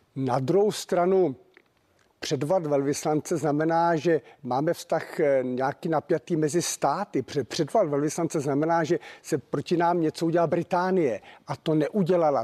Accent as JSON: {"language": "Czech", "country": "Czechia", "said": "jako Čech"}